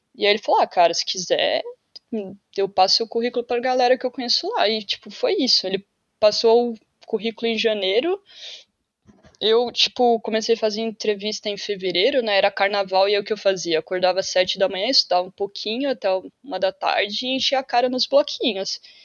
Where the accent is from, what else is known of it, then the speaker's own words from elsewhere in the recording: São Paulo, Brazil; moved away as an adult; now in Portugal; Eu sou de São Paulo